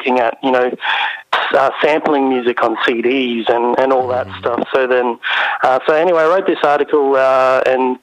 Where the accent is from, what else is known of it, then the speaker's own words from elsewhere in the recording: Ayr, Queensland, Australia; also born or lived in Cairns; I grew up in Ayr